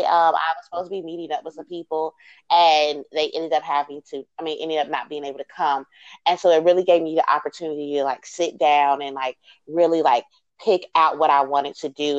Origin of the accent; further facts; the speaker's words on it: Chicago, Illinois, United States; moved away; I'm originally from Chicago